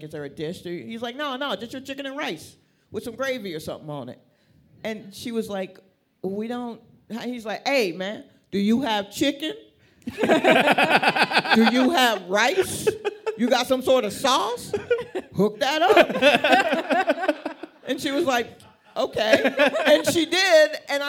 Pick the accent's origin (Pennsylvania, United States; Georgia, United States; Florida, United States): Georgia, United States; Atlanta; moved away as an adult; also born or lived in Brooklyn, New York; now in New York, United States; I was born in Brooklyn. Yes, and then crack showed up, and so my family moved to Atlanta when I was like 8. So that's where most of my book learning's been.